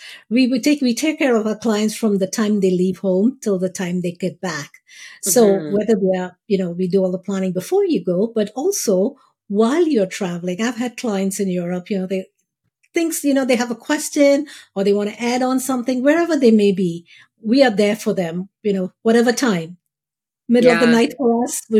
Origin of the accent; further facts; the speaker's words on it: India; moved away; We grew up in India